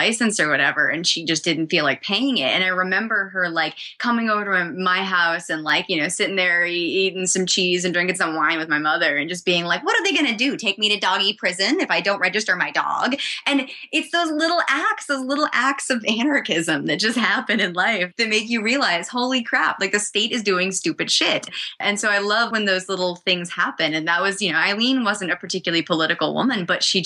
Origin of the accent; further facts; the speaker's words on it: New Hampshire, United States; I was growing up in New Hampshire